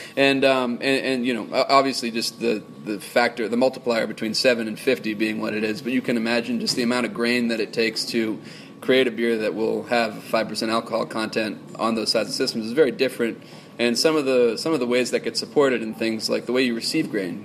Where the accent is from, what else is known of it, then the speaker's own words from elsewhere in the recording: Boston, Massachusetts, United States; moved away; I'm from Boston